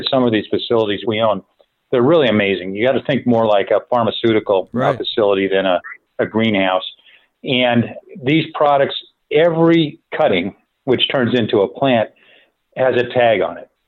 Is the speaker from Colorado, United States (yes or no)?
no; San Francisco Bay Area, California, United States; also born or lived in San Diego, United States; I grew up in the San Francisco Bay Area